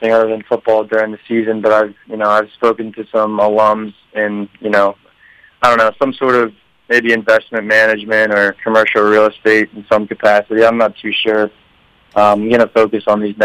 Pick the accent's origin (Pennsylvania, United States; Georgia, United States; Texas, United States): Pennsylvania, United States; Philadelphia; moved away as an adult; I'm from the Philly area